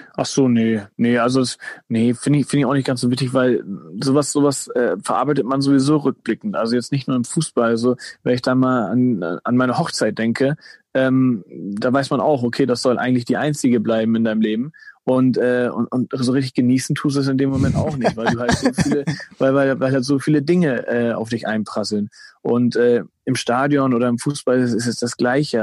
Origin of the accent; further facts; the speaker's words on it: Germany; also born or lived in Hamburg area (Dassendorf); ich bin halt in Deutschland äh, geboren, aufgewachsen